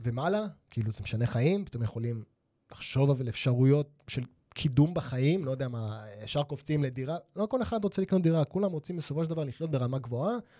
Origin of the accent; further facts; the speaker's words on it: Holon, Tel Aviv District, Israel; אני נולדתי בחולון